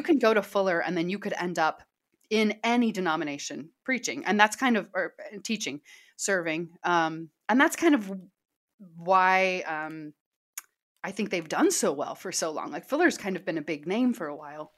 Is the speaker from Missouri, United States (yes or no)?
yes; Kansas City, Missouri, United States; moved away as an adult; now in Southern California, United States; I'm from Kansas City.